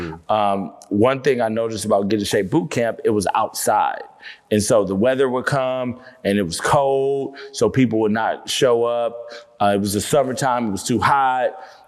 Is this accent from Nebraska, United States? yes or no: yes; Nebraska, United States; moved away as an adult; now in Atlanta, United States; So I came from Nebraska and the Clark Atlanta coach was like, hey, we got a full ride scholarship.